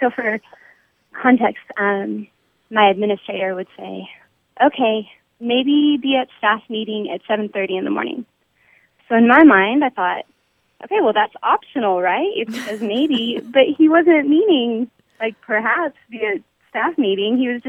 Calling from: Anna, Texas, United States; I'm calling from Anna, Texas.

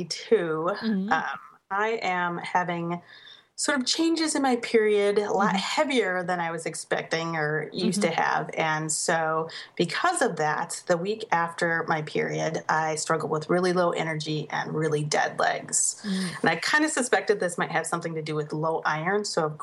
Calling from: West Allis, Wisconsin, United States; I'm calling from West Allis, Wisconsin. I'm a mother of a 7-year-old son and a 5-year-old daughter.

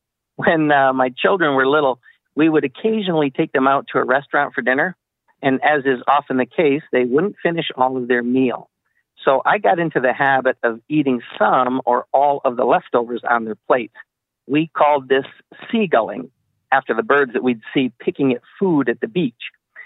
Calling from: Michigan, United States; from Michigan.

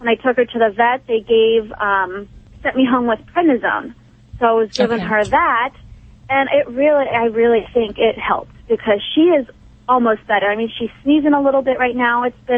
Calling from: Pittsburgh, Pennsylvania, United States; Pittsburgh, Pennsylvania.

